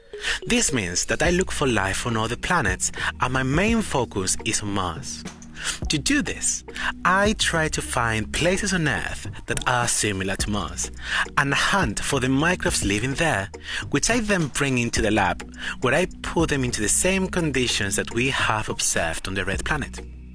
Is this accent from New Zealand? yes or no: no; Spain; English is a second language; moved away as an adult; now in United Kingdom; As you can hear in my voice, I am not Scottish or British, but instead, I come from a very small village in the middle of Spain. Growing up gay